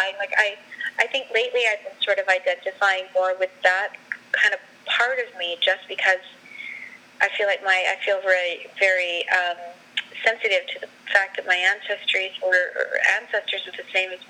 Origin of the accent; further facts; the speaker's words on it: United States; now in Vancouver, Canada; as an American living in Canada